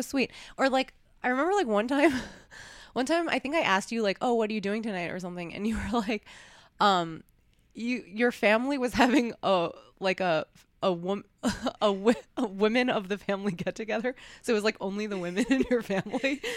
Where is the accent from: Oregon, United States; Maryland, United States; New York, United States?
New York, United States; moved away; also born or lived in Los Angeles; I grew up in New York